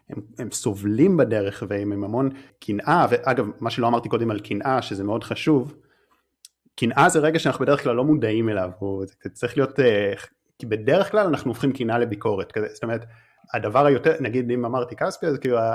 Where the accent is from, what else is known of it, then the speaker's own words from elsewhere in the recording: North, Israel; אני במקור מהצפון, אה, אני עדיין נוסע הרבה לתל אביב, אבל די, לא רוצה יותר לגור במרכז